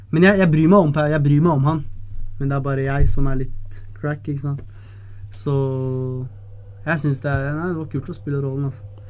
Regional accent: Oslo, Norway; Det er stedet jeg kommer fra. Det er viktig å alltid kjære til han kommer fra Ellingsrudsen. Der er jeg fra, altså.

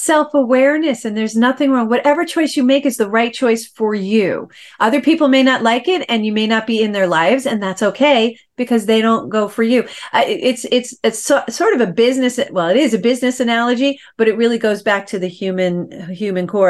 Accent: New York, United States; I get comments that I talk New York fast. I'm from New York.

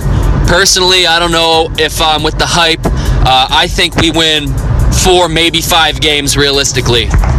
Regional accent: Cleveland, Ohio, United States; now in New York, United States; these days I'm living in New York, but I was raised in Cleveland

